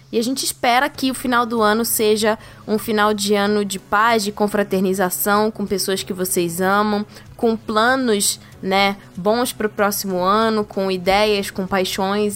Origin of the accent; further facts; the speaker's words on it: Rio de Janeiro, Brazil; principalmente na minha terrinha, Rio de Janeiro